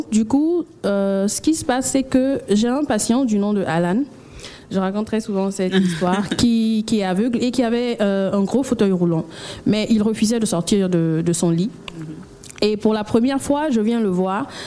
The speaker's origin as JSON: {"language": "French", "country": "Guinea", "also_born_or_lived": "Abidjan, Côte d'Ivoire", "said": "Et nous, sommes aussi venus nous présenter aux Abidjanais, comme on le dit, et aussi euh, envoyer la Guinée mm. à Abidjan pour nos compatriotes euh, guinéens, pour la communauté guinéenne que nous avons ici."}